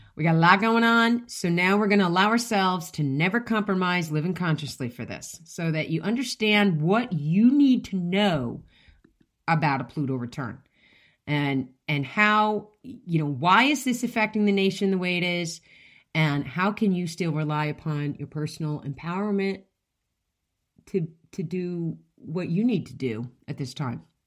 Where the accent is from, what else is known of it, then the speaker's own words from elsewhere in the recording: United States; I'm an American and I speak English